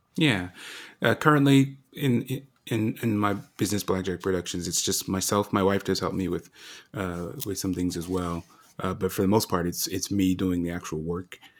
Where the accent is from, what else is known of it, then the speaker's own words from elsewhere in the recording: Colorado, United States; moved away as an adult; also born or lived in Japan; to come to Colorado, you know, my home state